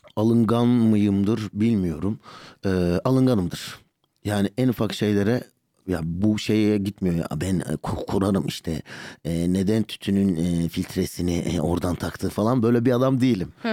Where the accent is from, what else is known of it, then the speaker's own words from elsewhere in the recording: Şanlıurfa, Turkey; also born or lived in Birecik; now in Istanbul, Turkey; Urfalıyım ben. Urfa'da doğup büyüdüm.